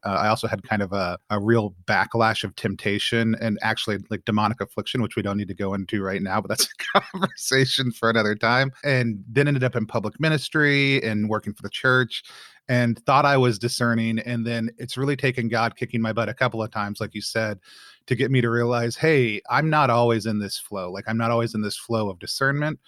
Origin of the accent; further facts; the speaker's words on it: Texas, United States; I was born in Texas, grew up in Texas